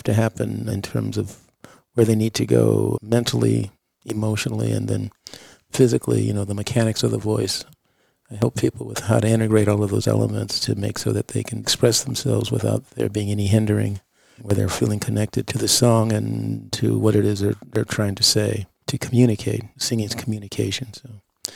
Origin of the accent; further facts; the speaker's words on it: Los Angeles, California, United States; I was born in 53 in Los Angeles